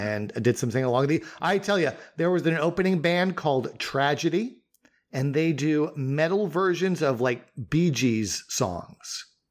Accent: Northeast, United States; we both were growing up in the Northeast

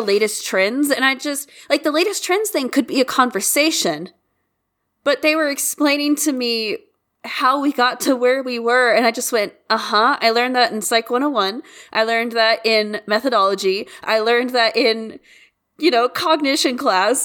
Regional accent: United States; as an American

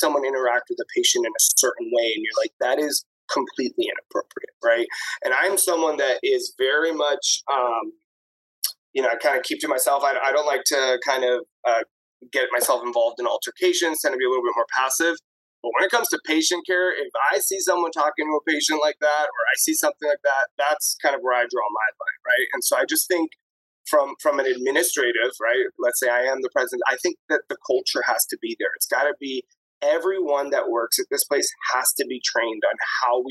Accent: Florida, United States; moved away as an adult; now in New York, United States; I'm from Florida too. I've been in Florida a long time.

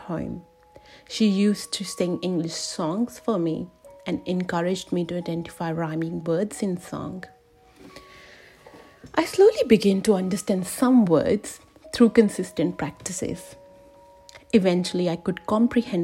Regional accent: India; I was born and raised in India

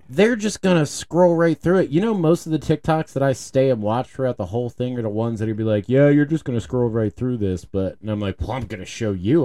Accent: Baltimore, Maryland, United States; when I was growing up in Baltimore, we had, we had lunch tickets

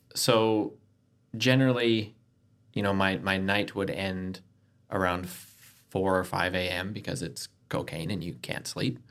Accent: Canada; moved away as an adult; now in Adelaide, Australia; from Canada, but my wife is from Adelaide.

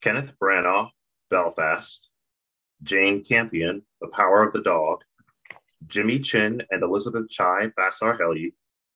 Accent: Nigeria; I'm Nigerian.

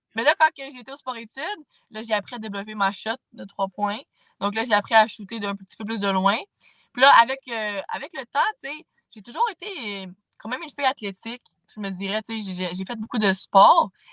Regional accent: Saint-Jean-sur-Richelieu, Quebec, Canada; moi j'ai toujours habité à Saint-Jean

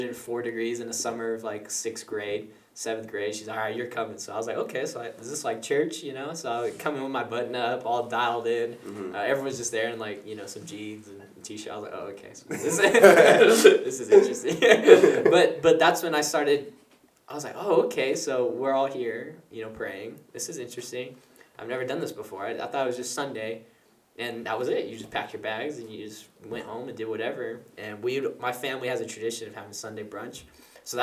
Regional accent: Rancho Cordova, California, United States; I was born here in Rancho Cordova, Sacramento, California. And I was born and raised here, lived in Anatolia

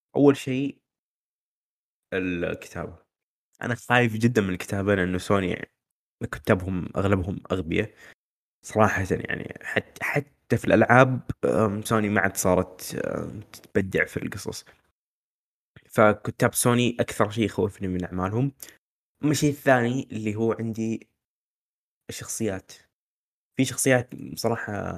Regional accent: Saudi Arabia; عندنا في السعوديه

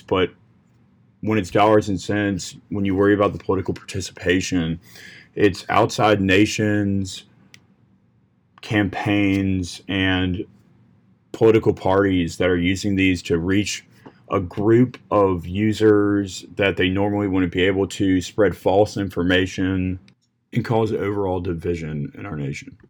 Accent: Williamsburg, Virginia, United States; I'm from Williamsburg, Virginia

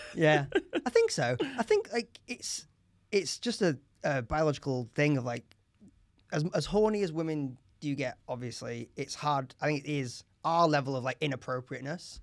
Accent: Leeds, Yorkshire and the Humber, United Kingdom; I'm from Leeds

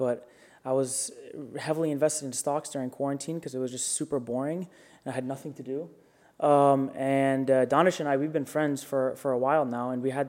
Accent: Florida, United States; growing up in Florida, right on the river

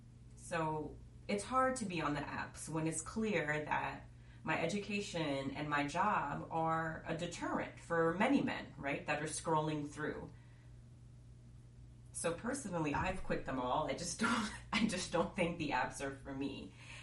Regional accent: New York, United States; being a New Yorker is definitely like a part of the fabric of who I am.

